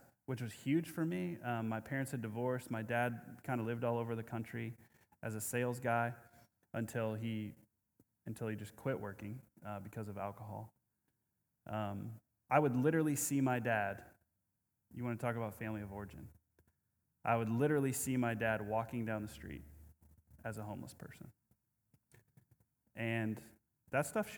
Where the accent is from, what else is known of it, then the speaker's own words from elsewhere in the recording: Omaha, Nebraska, United States; I grew up in Omaha